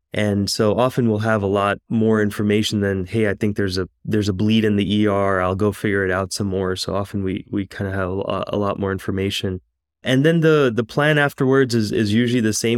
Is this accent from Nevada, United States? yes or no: no; New York, United States; moved away as an adult; now in Houston, United States; I was actually born and raised in New York